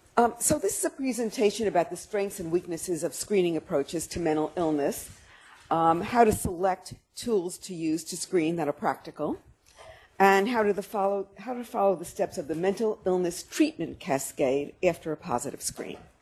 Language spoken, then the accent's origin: English; New York City, New York, United States; I'm a New Yorker and we have to do everything fast